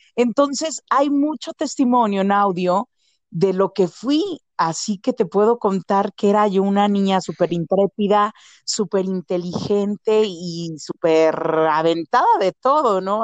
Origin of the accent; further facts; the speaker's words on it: State of Mexico, Mexico; also born or lived in Xalapa, Veracruz / Perote, Veracruz; now in Mexico City, Mexico; llegué a vivir aquí a la Ciudad de México desde muy pequeña. en realidad, en la colindancia de la Ciudad de México con el establo de México, que es de Vaz, y ahí llego a los tres años y bueno, estoy del periodo de mis tres a mis trece años ahí